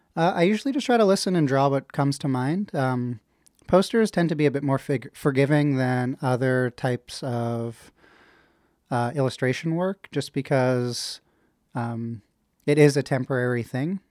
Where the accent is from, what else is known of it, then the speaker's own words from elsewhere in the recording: Ottawa, Ontario, Canada; also born or lived in Kingston; I was born in Kingston, but, uh, I grew up in Ottawa